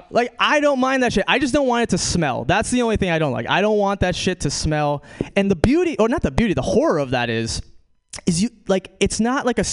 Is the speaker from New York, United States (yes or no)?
yes; New York, United States; moved away as an adult; also born or lived in Brazil; now in California, United States; I'm from New York. Some of you guys know this about me. I'm from New York